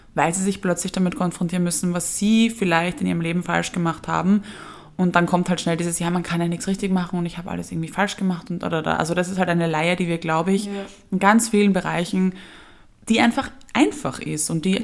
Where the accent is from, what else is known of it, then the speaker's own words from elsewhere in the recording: Vienna, Austria; wir als Wiener haben es ja schwer, weil bei uns wurde das ja quasi eingeimpft mit der Geburtsstunde